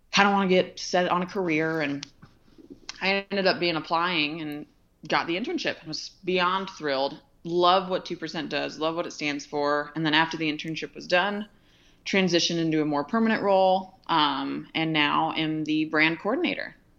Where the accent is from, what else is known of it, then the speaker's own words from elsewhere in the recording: Ventura, California, United States; moved away; also born or lived in Montana; I was born and raised in Ventura, California